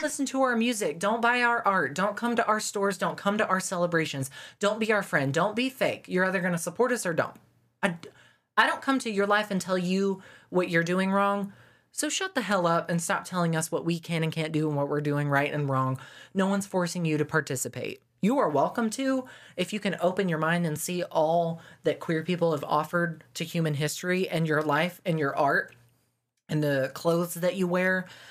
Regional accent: the South, United States; growing up in the South in school

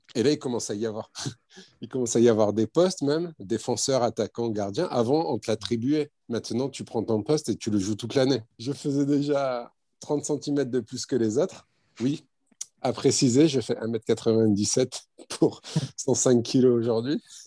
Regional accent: Lormont, Nouvelle-Aquitaine, France; d'origine marocaine, nationalité française. J'ai grandi en France, je suis né en France

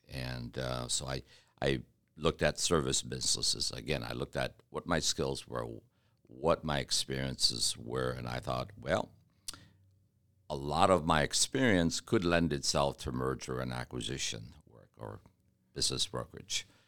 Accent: Detroit, Michigan, United States; now in Kentucky, United States; I'm from Detroit

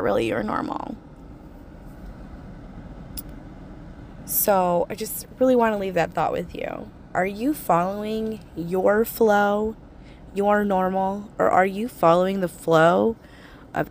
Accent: United States; I grew up in America, good old US

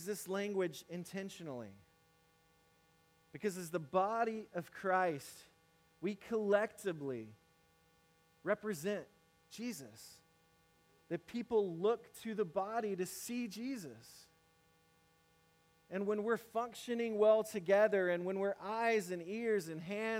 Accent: Mississippi, United States; moved away as an adult; now in South Carolina, United States; I grew up in Mississippi. Now I'm in South Carolina

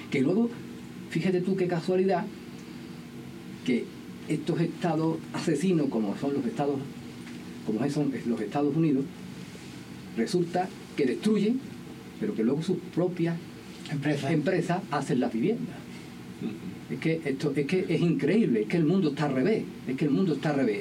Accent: El Coronil, Andalusia, Spain; el pueblo del Coroní, que es mi pueblo

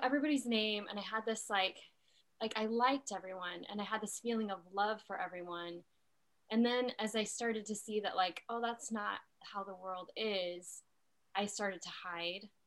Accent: Utah, United States; I grew up in Utah.

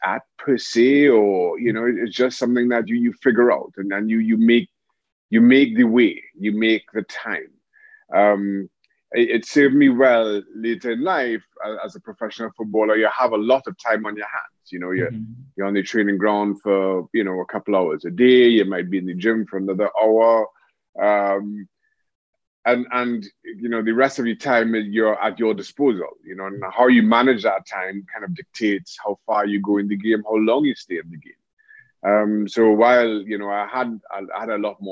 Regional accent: Diego Martin, Trinidad & Tobago; moved away; also born or lived in England; Grew up in Diego Martin, played football all my life, St. Mary's College

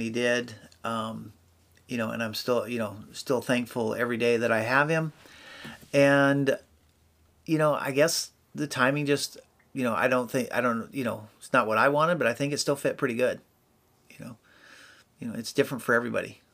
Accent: Albany, Oregon, United States; moved away as an adult; also born or lived in Washington; now in Salem, United States; I was actually born and raised in Albany

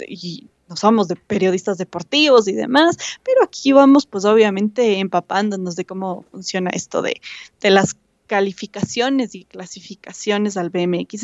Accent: Ecuador; como ecuatorianos

